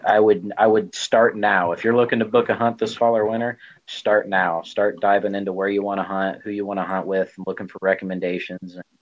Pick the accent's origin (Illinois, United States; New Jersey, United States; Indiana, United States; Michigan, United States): Illinois, United States; Central; moved away as an adult; also born or lived in Central Texas; now in Texas, United States; born and raised in Central Illinois, and then uh, I relocated to the central Texas area uh, due to the Army